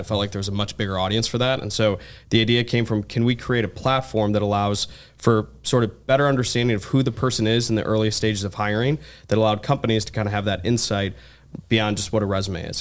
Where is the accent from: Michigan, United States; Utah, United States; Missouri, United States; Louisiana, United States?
Michigan, United States; Ann Arbor; I'm originally from Ann Arbor, Michigan